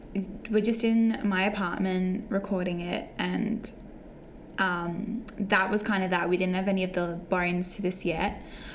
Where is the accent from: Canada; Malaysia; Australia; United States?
Australia; I'm Australian.